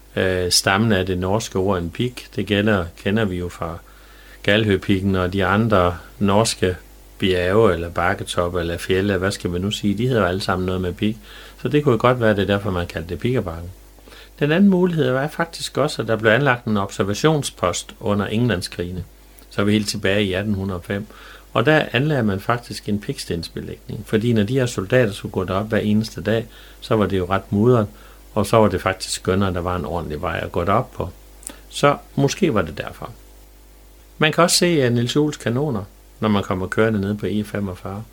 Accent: Jerup, North Denmark Region, Denmark; da jeg var dreng i Jæv

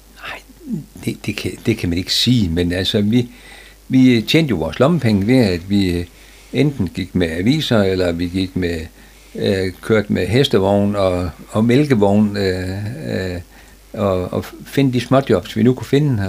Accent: Frederikshavn, North Denmark Region, Denmark; der blev jeg født, og jeg blev født op på Stenbergvej

